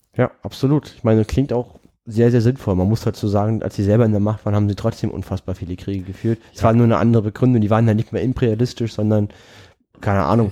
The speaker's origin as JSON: {"language": "German", "region": "Berlin", "country": "Germany", "said": "als Berliner"}